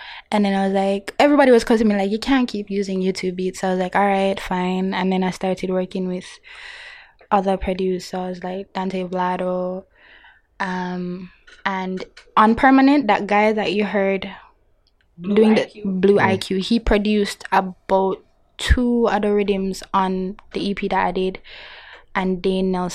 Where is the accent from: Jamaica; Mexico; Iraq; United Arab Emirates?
Jamaica; being Jamaican